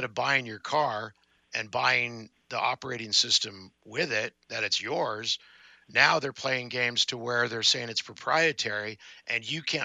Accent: San Diego, California, United States; also born or lived in Mobile, Alabama; I'm from the South, but that would be San Diego.

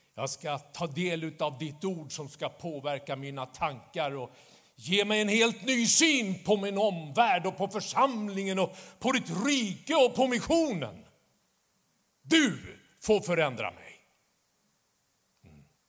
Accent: Stockholm, Stockholm County, Sweden; När jag växte upp i Stockholm

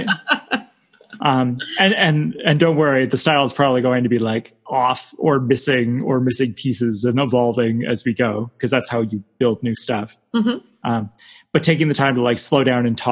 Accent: Canada; I'm Canadian, so I'm Canadian in a basement.

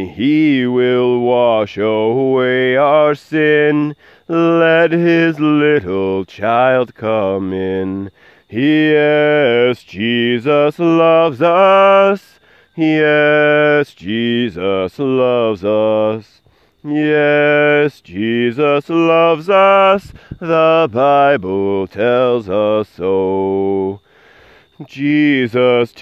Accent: United States; I am an American

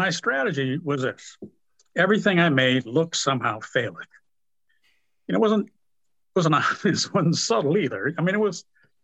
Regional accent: Los Angeles, California, United States; I grew up in South Central

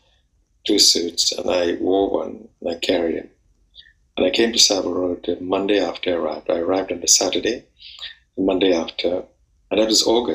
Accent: Trinidad & Tobago; moved away as an adult; now in London, United Kingdom; I'm actually from the West Indies, from Trinidad and Tobago.

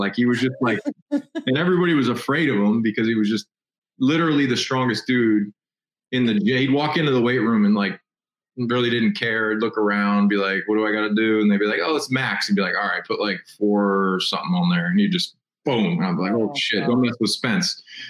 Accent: Midwest, United States; I'm from the Midwest, and nothing against the Midwestern lovely gals of the Midwest.

